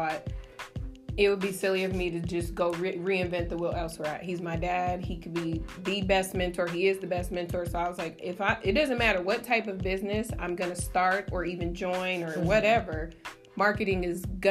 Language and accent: English; Las Vegas, Nevada, United States; moved away as an adult; I'm born and raised in Las Vegas